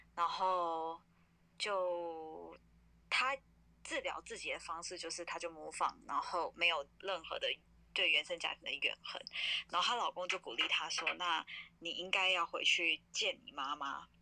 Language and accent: Chinese; New York, United States; 像我们这种在都会长大的小孩